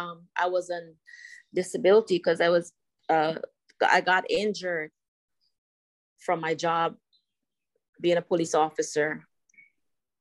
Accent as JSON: {"language": "English", "country": "Guyana", "tie": "born or raised there", "moved": "yes", "said": "when I was growing up in Guyana"}